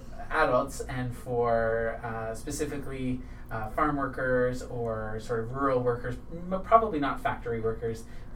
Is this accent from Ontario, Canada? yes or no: yes; Ottawa, Ontario, Canada; also born or lived in Gatineau, Quebec; I'm also from Ottawa, so it's big tulip festival time